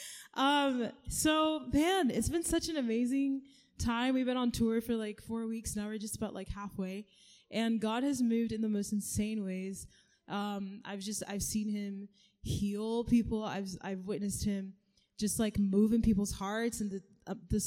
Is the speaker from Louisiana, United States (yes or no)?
no; Kansas, United States; also born or lived in Kenya; I am from Kansas, but I am originally from Kenya. I was born there. Then we all moved to Kansas.